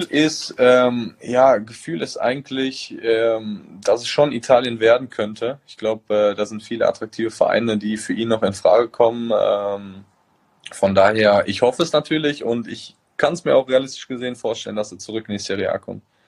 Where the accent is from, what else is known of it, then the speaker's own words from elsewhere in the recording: Germany; now in Bergamo, Italy; ich noch nie in meinem Heimatland Fußball gespielt habe